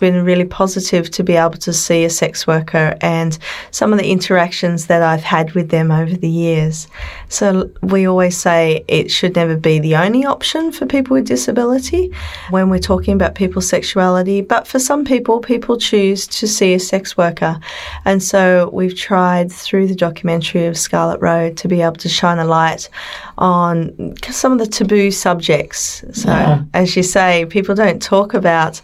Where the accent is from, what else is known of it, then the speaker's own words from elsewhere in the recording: Sydney, New South Wales, Australia; I come from Australia, from Sydney